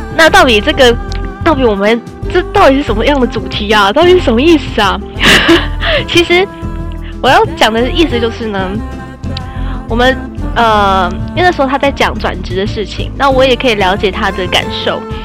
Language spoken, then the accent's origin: Chinese; Taiwan; 因为我们还是台湾人嘛